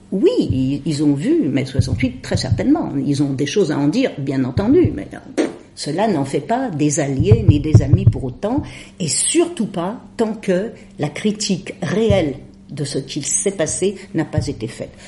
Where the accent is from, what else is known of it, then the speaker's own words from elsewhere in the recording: Lyon, Auvergne-Rhône-Alpes, France; Je suis lyonnaise de naissance, j'y ai fait mes études, j'y ai appris à lire